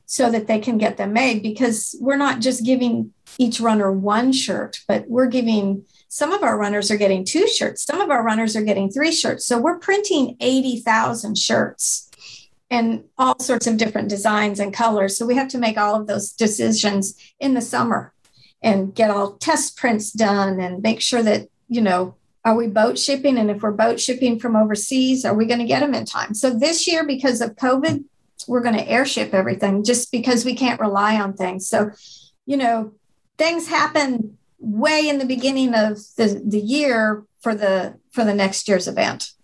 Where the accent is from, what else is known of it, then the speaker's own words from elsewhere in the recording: Kalispell, Montana, United States; now in Fort Worth, United States; I grew up in Montana up in West Glacier area in Kalispell, Montana